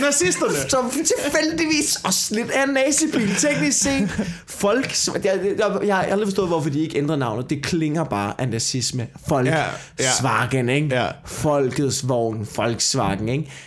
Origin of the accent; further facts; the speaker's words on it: Copenhagen, Capital Region of Denmark, Denmark; jeg sidder her som københavner